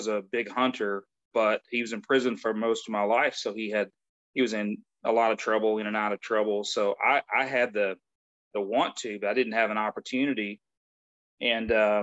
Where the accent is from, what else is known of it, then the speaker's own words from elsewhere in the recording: West Tennessee, United States; moved away; I grew up in West Tennessee